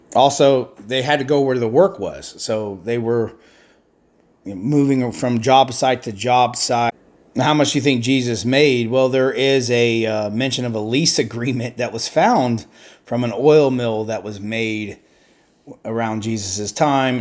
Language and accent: English; United States; I'm an American